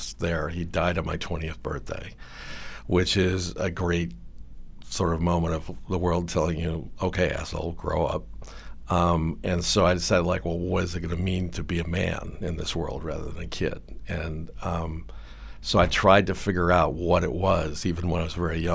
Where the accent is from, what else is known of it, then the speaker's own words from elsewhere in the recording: Cleveland, Ohio, United States; I grew up in Cleveland, Ohio